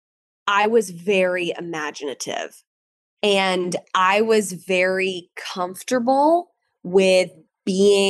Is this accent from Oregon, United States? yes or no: no; Atlanta, Georgia, United States; also born or lived in Canton, Georgia; So I grew up in Atlanta, but we had a farm up in Canton, Georgia.